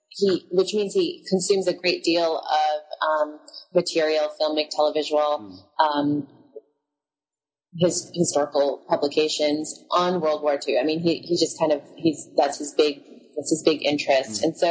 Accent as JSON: {"language": "English", "country": "Philippines", "tie": "born or raised there", "moved": "yes", "said": "the stories of growing up in the Philippines, because that's where I spent my childhood."}